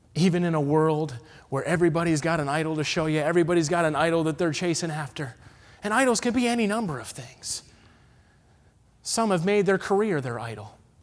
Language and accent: English; Massachusetts, United States; moved away; I'm from the Northeast, okay? I was born in Massachusetts.